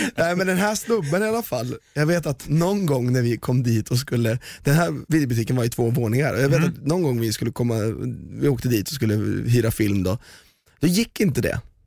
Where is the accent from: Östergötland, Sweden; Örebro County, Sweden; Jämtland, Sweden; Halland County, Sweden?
Östergötland, Sweden; Valdemarsvik; jag är uppväxt i Valdemarsvik